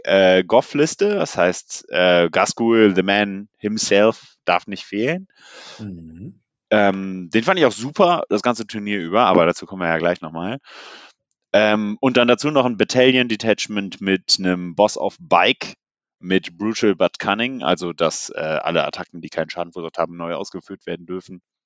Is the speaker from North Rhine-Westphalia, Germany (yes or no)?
yes; Cologne, North Rhine-Westphalia, Germany; ich komme ja aus Köln